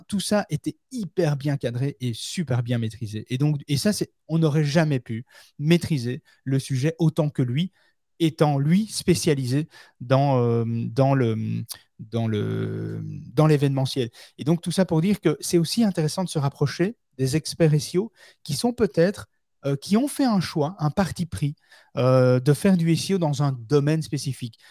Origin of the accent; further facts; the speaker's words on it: Belgium; chez nous en Belgique